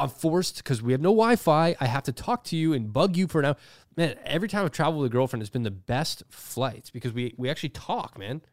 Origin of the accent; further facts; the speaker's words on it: Toronto, Ontario, Canada; I'm a guy from Toronto.